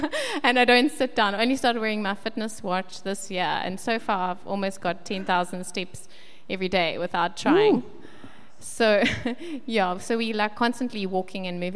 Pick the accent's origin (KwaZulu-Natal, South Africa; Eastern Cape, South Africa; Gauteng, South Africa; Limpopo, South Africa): KwaZulu-Natal, South Africa; Westville; also born or lived in Kloof; now in Pinetown, South Africa; at the moment, we live in Pinetown. I grew up in Westville, went to school in Kloof